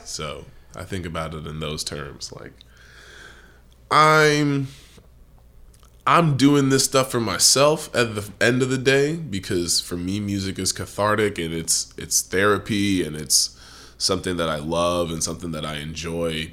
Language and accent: English; United States; I am an American